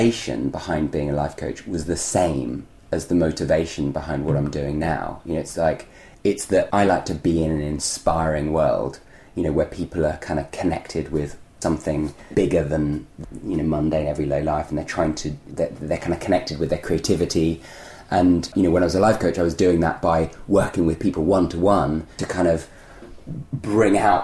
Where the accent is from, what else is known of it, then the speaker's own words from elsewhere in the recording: London, United Kingdom; as a child, I grew up in London in a community-less atmosphere where I didn't even know my neighbours